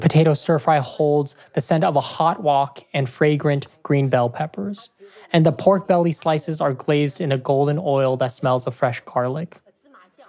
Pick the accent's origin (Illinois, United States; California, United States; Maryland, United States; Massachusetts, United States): California, United States; Oakland; moved away as an adult; also born or lived in San Francisco; now in Iowa City, United States; I didn't even have this kind of hookup in Oakland, and I grew up there